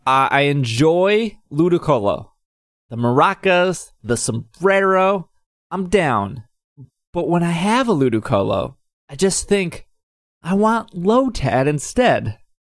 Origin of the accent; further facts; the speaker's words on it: Southington, Connecticut, United States; I am from Southington, Connecticut.